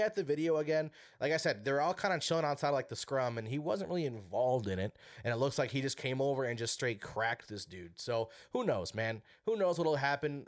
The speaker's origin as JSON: {"language": "English", "region": "Wisconsin", "country": "United States", "tie": "born or raised there", "moved": "yes", "lives_now": "Minnesota, United States", "said": "I'm from Wisconsin, born and raised"}